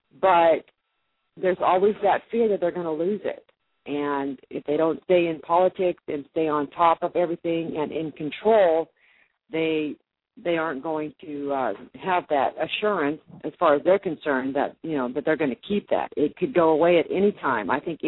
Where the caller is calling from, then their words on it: Mason, Tennessee, United States; Mason, Tennessee.